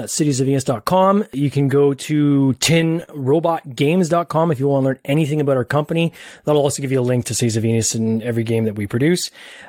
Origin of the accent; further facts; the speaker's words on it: Ontario, Canada; I'm just north of Toronto in Canada.